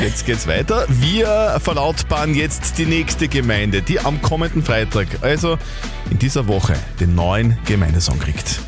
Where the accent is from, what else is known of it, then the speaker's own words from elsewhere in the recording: Lasberg, Upper Austria, Austria; Eigentlich seit meiner Kindheit wohne ich in Losberg Meine ganzen Verwandten und so wohnen eigentlich schon seit mhm. Ewigkeiten in Losberg